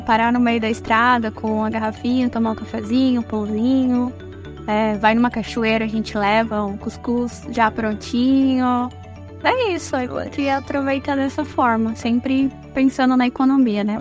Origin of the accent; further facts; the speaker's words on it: Curitiba, Paraná, Brazil; moved away; also born or lived in Parnamirim, Rio Grande do Norte; eu vim de Curitiba, do Paraná.